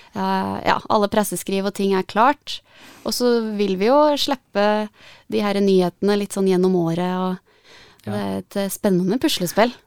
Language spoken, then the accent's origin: Norwegian; Gjøvik, Innlandet, Norway; Da jeg vokste opp på Gjøvik og var 18-19